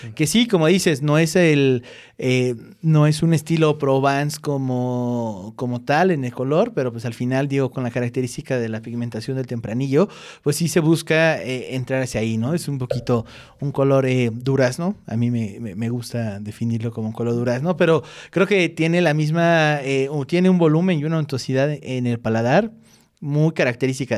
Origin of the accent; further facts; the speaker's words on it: Mexico; nosotros como mexicanos